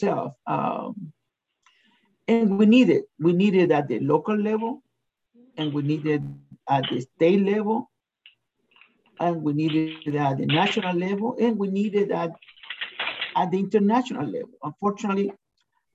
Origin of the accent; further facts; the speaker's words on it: Chile; now in United States; I'm originally from Chile